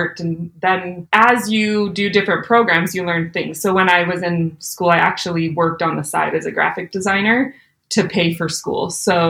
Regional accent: Alberta, Canada; moved away as an adult; also born or lived in Utah / Louisville, Kentucky; I was born and raised in Alberta, Canada

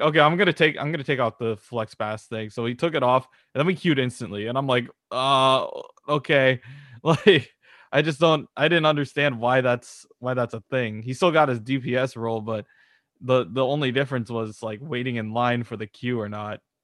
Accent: California, United States; we're, we're from California

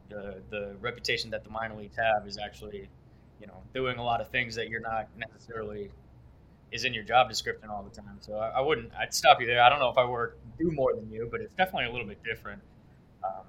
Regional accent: Brookline, Massachusetts, United States; also born or lived in Clemson, South Carolina; I grew up in Boston, in a small suburb outside of the city, but went to high school in the city

